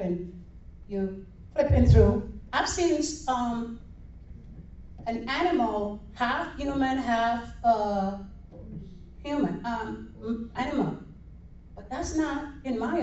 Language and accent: English; Jamaica; now in Florida, United States; I'm from Jamaica